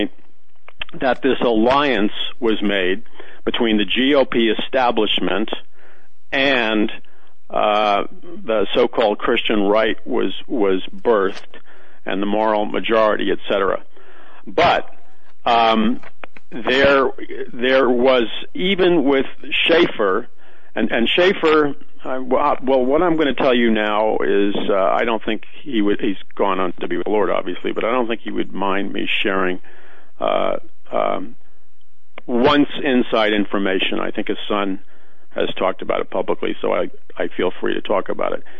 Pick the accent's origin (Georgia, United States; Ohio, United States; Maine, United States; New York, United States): New York, United States; New York City; I'm from New York City and I grew up in a Jewish neighborhood, and I'm Irish, but I grew up in an all-Jewish neighborhood